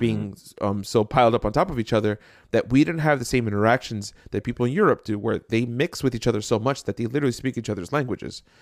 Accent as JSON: {"language": "English", "town": "Jersey City", "region": "New Jersey", "country": "United States", "tie": "born or raised there", "said": "I grew up in Jersey City"}